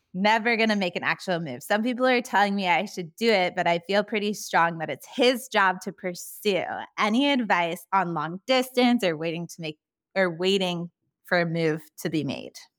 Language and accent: English; California, United States; accent: Valley Girl; now in Nashville, United States; I grew up in California, but haven't lived there for so many years, and I'm still holding on to my Valley Girl accent